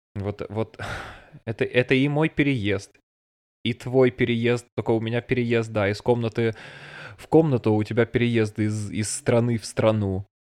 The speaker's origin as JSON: {"language": "Russian", "country": "Russia", "moved": "as an adult", "lives_now": "Bavaria, Germany", "said": "я из России"}